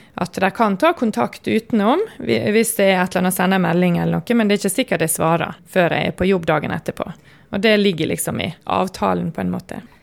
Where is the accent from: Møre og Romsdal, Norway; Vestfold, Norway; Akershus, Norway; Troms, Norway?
Møre og Romsdal, Norway; Sunnmøre; now in Oslo, Norway; jeg er sunnmøring.